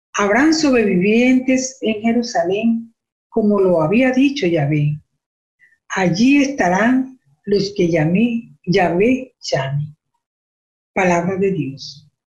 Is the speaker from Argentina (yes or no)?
no; Venezuela; moved away as an adult; now in Canada; yo soy de Venezuela, yo estoy aquí ahora en Canadá